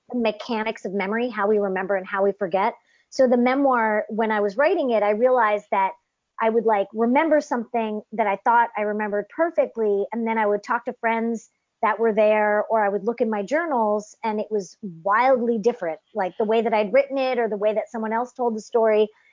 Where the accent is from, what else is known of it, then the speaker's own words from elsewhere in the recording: United States; first language English; I'm French Canadian, but I grew up in the states, so I'm the only one in my family who's sort of English first